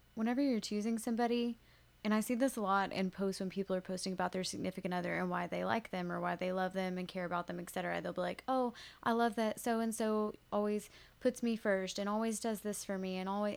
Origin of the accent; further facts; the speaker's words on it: Woodbury, United States; I'm from Woodbury